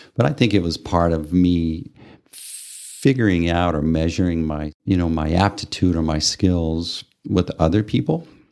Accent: Amarillo, Texas, United States; moved away as an adult; also born or lived in Japan; growing up in Amarillo

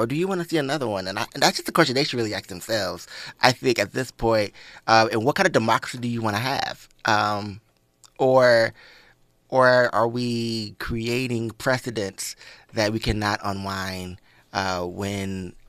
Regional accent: Atlanta, Georgia, United States; And I just think for me, this moment is crazy growing up in Atlanta. This is crazy for me because there's still Civil War, like, artifacts all around Georgia.

